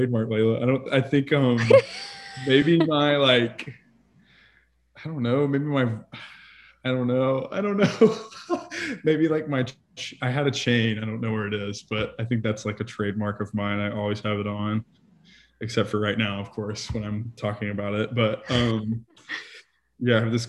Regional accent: Montgomery, Alabama, United States; moved away as an adult; also born or lived in Niceville, Florida; now in Nashville, United States; originally, I'm from a little town called Montgomery, Alabama. And then, so I lived there for 22 years

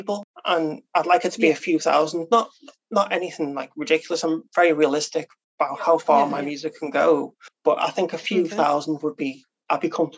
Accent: Liverpool, North West England, United Kingdom; now in Crosby, United Kingdom; I'm actually from a place called Highton, which is the east of Liverpool

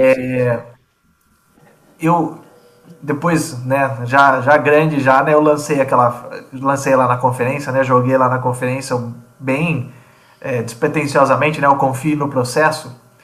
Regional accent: Piracicaba, São Paulo, Brazil; moved away as an adult; now in Limeira, Brazil; sou piracicabano, nasci em Piracicaba

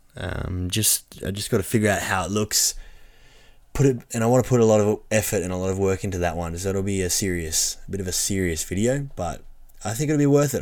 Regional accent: Orange, New South Wales, Australia; the local area I live

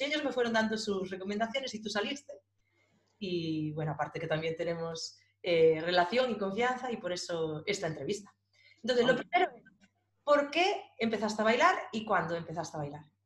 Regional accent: Galicia, Spain; nosotros también somos de Galicia.

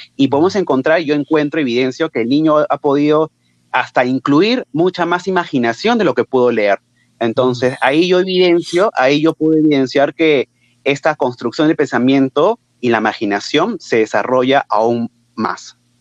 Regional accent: Lima, Peru; yo soy de Lima

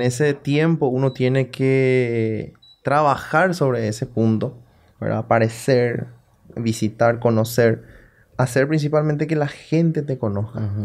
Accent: Salto del Guairá, Canindeyú, Paraguay; Yo soy de Salto. Mm. Yo nací en Salto

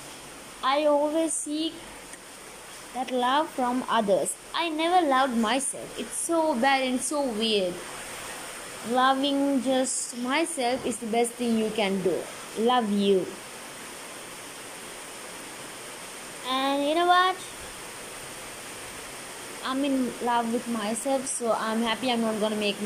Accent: Sri Lanka; I'm from Sri Lanka

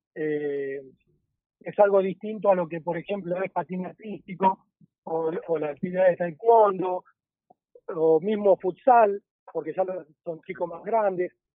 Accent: Avellaneda, Buenos Aires Province, Argentina; soy de Avellaneda

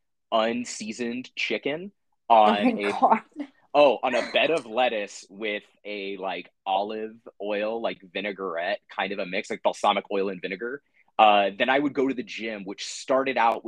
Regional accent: San Diego, California, United States; growing up in San Diego, we had a pool in my backyard

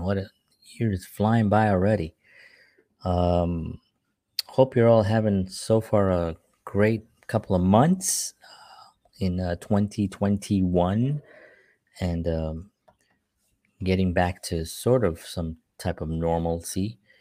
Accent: New York City, New York, United States; moved away; growing up in New York

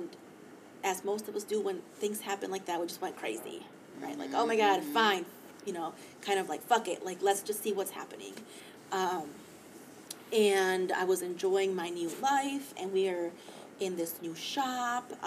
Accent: Mexico City, Mexico; moved away; I took a trip down, to Mexico City, so my hometown, where I was born

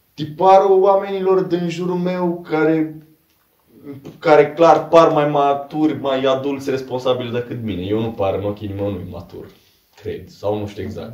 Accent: Câmpina, Prahova, Romania; moved away; am plecat și eu de la Câmpina

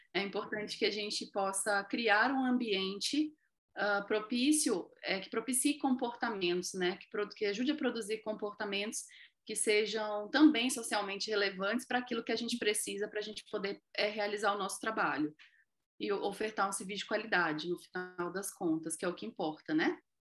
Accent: Rondônia, Brazil; Eu sou aqui de Rondônia, do norte do nosso país

